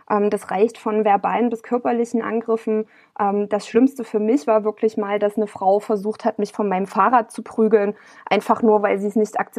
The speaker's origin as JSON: {"language": "German", "region": "East Germany", "country": "Germany", "said": "als Ossi ist es dann immer noch so ständig eben nur als Jammer-Ossi dazustehen und, und nicht als ähm, Vertreterin legitimer Interessen eines ja schon sehr großen Landstrichs"}